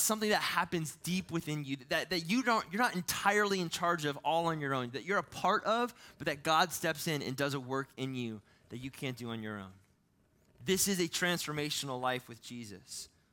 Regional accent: Ohio, United States; moved away; I'm from Ohio

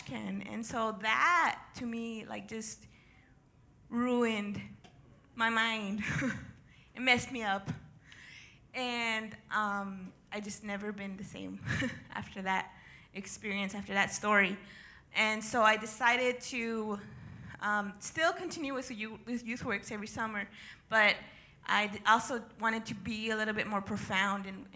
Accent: El Paso, Texas, United States; also born or lived in Ciudad Juárez, Mexico; I was actually born and raised in El Paso and Juarez.

